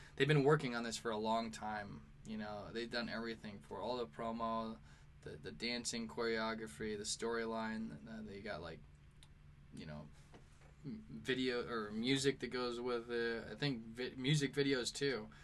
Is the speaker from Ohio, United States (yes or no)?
no; St. Louis, Missouri, United States; now in New York, United States; I'm from St. Louis and I live in New York